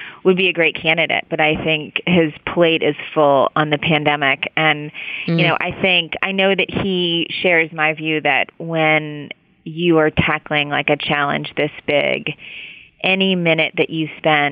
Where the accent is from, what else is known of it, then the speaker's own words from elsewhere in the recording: West Virginia, United States; now in New York City, United States; I'm from West Virginia, so I grew up, like, in a coal state